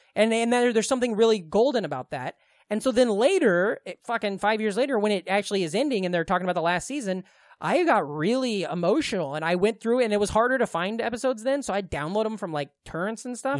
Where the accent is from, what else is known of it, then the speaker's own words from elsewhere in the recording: Glenwood, United States; Glenwood, my hometown